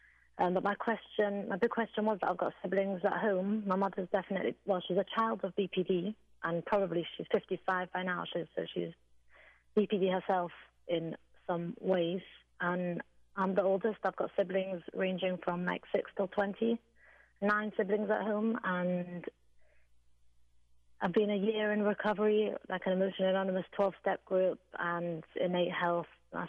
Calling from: England, United Kingdom; I'm calling from England

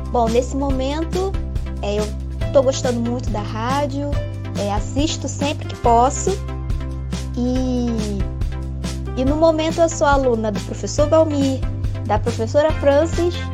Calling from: Nova Friburgo, Rio de Janeiro, Brazil; eu sou de Nova Friburgo.

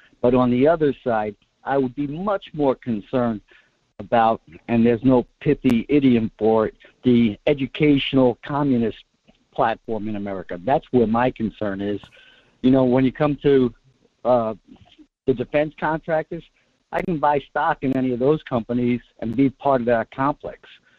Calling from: Kodiak, Alaska, United States; from Kodiak.

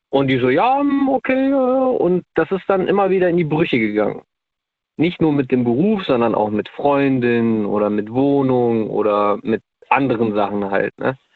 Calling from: North Rhine-Westphalia, Germany; äh, ich komme aus

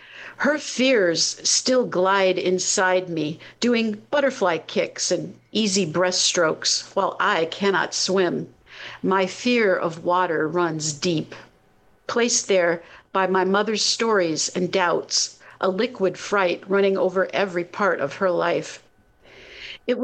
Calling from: Connecticut, United States

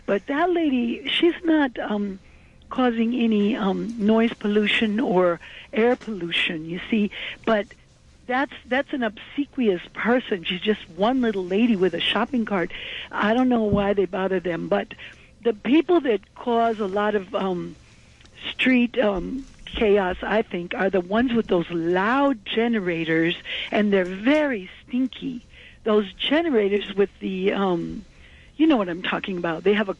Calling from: Manhattan, New York, United States

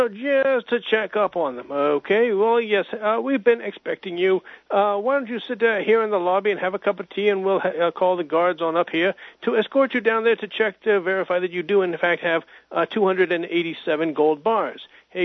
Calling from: Hudson, New Hampshire, United States; from Hudson, New Hampshire.

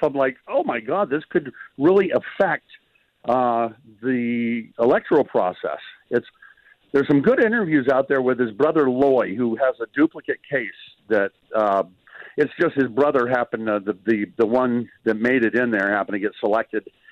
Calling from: Clarkesville, Georgia, United States; I'm calling down from Clarksville, the trout fishing capital of Georgia.

